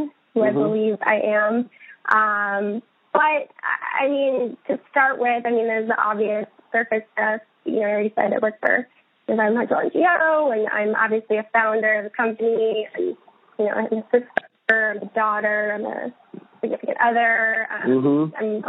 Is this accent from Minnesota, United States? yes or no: yes; St. Paul, Minnesota, United States; also born or lived in Iowa; now in Boston, United States; I hail from St. Paul, Minnesota